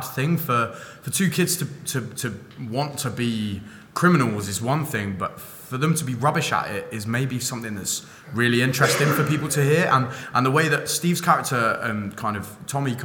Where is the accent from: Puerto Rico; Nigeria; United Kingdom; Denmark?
United Kingdom; London; moved away as an adult; now in Manchester, United Kingdom; I'm from London. I lived there until I was about 19.